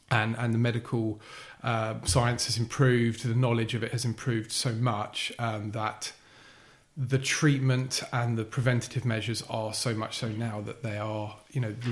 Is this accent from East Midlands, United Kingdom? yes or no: no; East of England, United Kingdom; now in Bath, United Kingdom; so yeah, that's how I found myself in Bath. But yeah, born and bred in Essex, like I say.